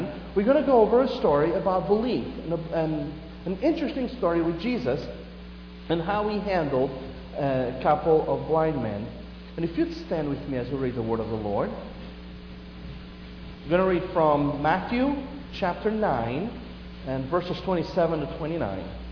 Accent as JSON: {"language": "English", "country": "Portugal", "tie": "born or raised there", "moved": "yes", "said": "I grew up in Portugal"}